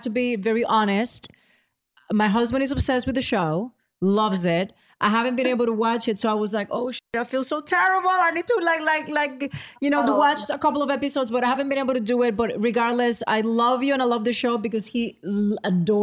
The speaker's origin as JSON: {"language": "English", "country": "Puerto Rico", "tie": "born or raised there", "first_language": "Spanish", "second_language": "English", "moved": "yes", "said": "it's my first language and I grew up in Puerto Rico."}